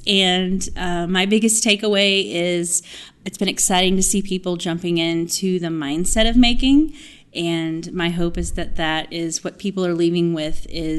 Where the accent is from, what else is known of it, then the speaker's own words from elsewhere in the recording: Houston, Texas, United States; from Houston.